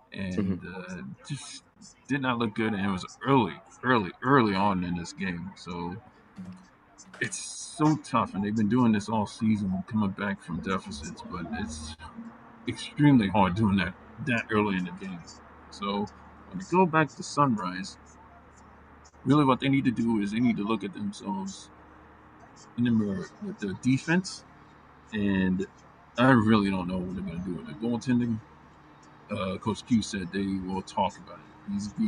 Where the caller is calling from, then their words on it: Tampa, Florida, United States; I'm live from the Amalie Arena press box here in Tampa, Florida.